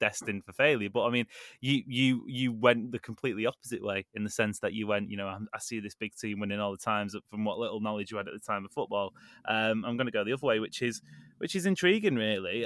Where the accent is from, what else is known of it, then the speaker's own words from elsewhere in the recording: Manchester, North West England, United Kingdom; I was born in and around Manchester, grew up with a Manchester City supported dad